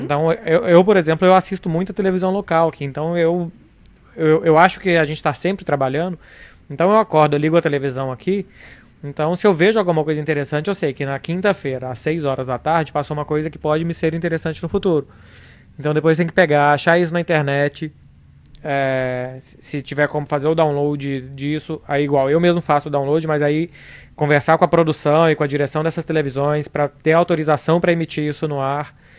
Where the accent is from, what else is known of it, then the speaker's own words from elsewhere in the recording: São Lourenço do Sul, Rio Grande do Sul, Brazil; eu sou de São Lourenço do Sul, no Rio Grande do Sul